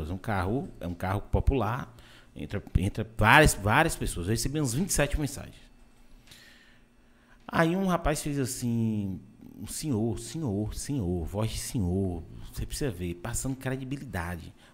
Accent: Anápolis, Goiás, Brazil; Eu sou de, eu sou de Anápolis

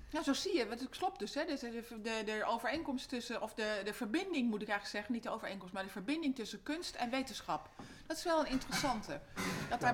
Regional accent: Amsterdam, North Holland, Netherlands; moved away as an adult; also born or lived in Gorinchem; now in Amersfoort, Netherlands; ik ben een am-, geboren en getogen Amsterdammer

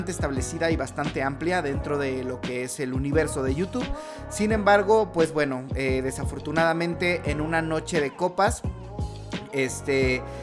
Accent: Mexico; Y bueno, como buenos mexicanos, nosotros vamos a esperar que todo se solucione mágicamente

